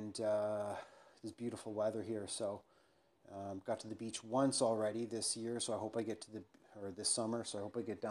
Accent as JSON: {"language": "English", "region": "England", "country": "United Kingdom", "said": "I'm an Englishman"}